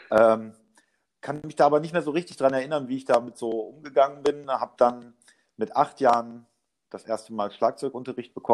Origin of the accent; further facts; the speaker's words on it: Osnabrück, Lower Saxony, Germany; born there; geboren in Osnabrück 1980.